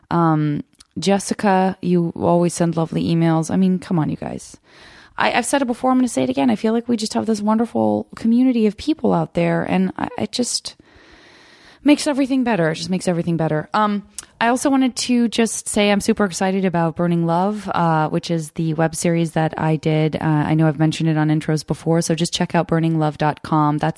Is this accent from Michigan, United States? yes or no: yes; Trenton, Michigan, United States; Michigan, Trenton, Michigan, south of Detroit.